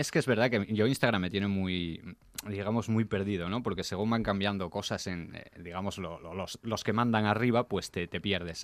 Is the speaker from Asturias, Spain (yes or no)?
yes; Gijón, Asturias, Spain; yo soy gijonudo